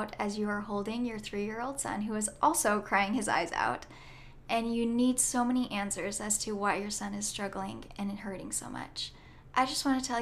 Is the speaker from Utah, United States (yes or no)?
yes; Orem, Utah, United States; I am from Orem, Utah, and I am the oldest